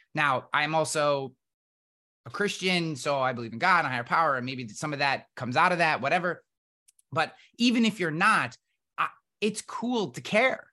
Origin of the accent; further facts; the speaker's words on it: East Coast, United States; I'm from the East Coast and Irish and country